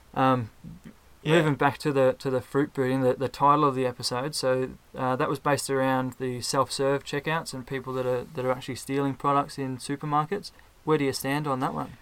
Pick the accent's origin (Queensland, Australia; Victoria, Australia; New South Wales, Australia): Victoria, Australia; Ballarat; I'm from Ballarat, also from Australia.